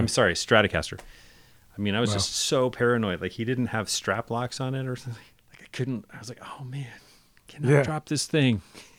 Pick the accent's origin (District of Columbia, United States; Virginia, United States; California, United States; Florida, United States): California, United States; Berkeley; growing up in the East Bay in Berkeley and San Francisco